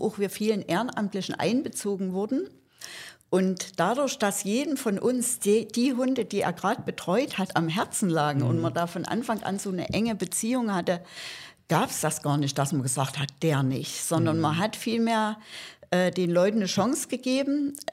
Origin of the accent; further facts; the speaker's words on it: Saxony, Germany; Ich komme aus Sachsen und bin dort schon seit ja, fast 20 Jahren im Tierschutz engagiert